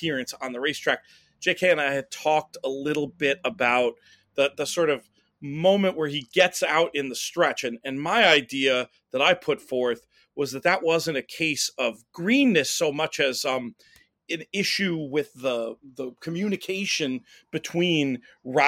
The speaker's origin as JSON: {"language": "English", "region": "New York", "country": "United States", "said": "as a New Yorker"}